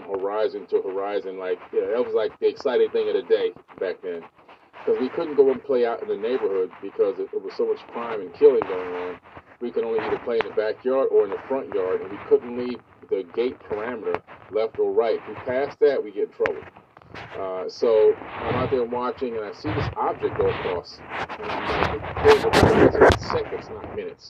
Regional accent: Miami, Florida, United States; born or raised there; also born or lived in New York

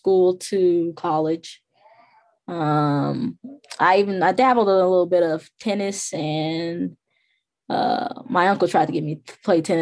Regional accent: Harvey, Illinois, United States; I grew up in Harvey, Illinois

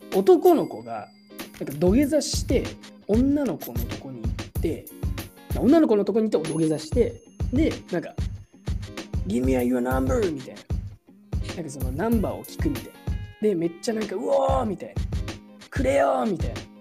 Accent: Japan; moved away as an adult; now in United States; 俺は21年間日本で育ってきた

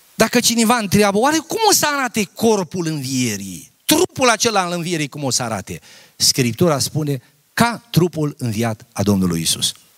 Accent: a village near Mărginimea Sibiului, Sibiu County, Romania; Eu am copilărit la țară. Tata a fost fierar.

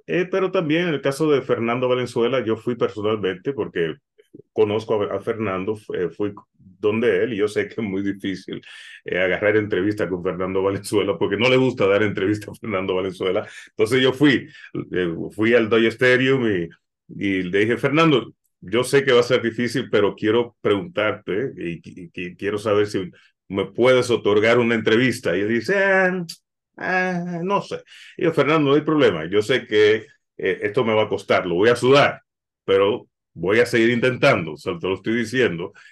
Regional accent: Puerto Rico; also born or lived in Dominican Republic (parents); now in Los Angeles, United States; Yo nací en Puerto Rico, mis padres son dominicanos

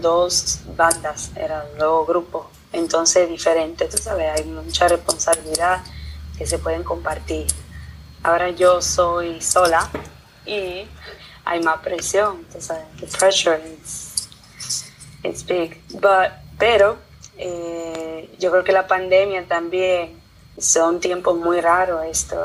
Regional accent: Italy; also born or lived in Dominican Republic; estoy aquí en Italia, aprendí el idioma, aprendí la cultura, todos mis, mis amigos son italianos

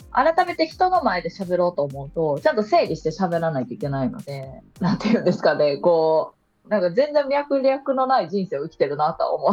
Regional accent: Osaka, Japan; moved away as an adult; now in Kyoto, Japan; 出身は大阪です。大阪の。阪ね、はい、市内ですね。

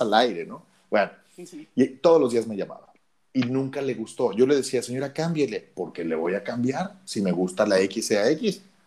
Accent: Mexico City, Mexico; moved away as an adult; also born or lived in Oaxaca / Cancún; los chilangos, los que nacimos en la Ciudad de México, no somos muy queridos

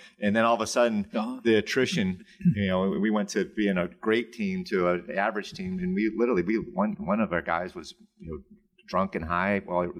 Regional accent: North Chicago, Illinois, United States; That's where I grew up. These were my brothers, man. I grew up on Argonne Drive, and we played ball together.

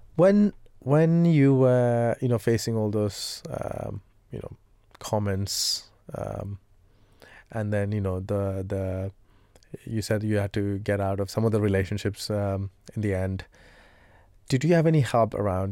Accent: India; moved away; I come from India

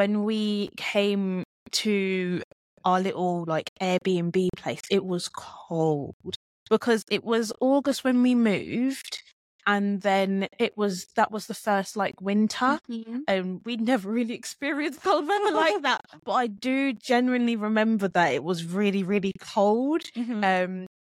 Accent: Luton, East of England, United Kingdom; born or raised there; accent: British; also born or lived in Jamaica

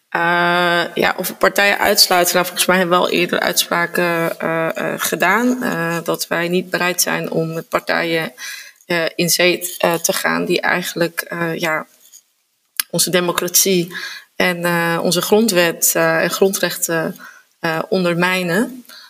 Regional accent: Zaanstad, North Holland, Netherlands; ik ben geboren en getogen uh, Zaankanter

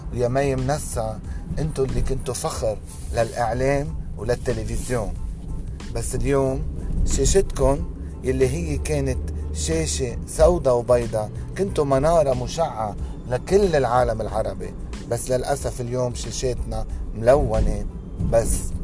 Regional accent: Lebanon; عندنا بلبنان

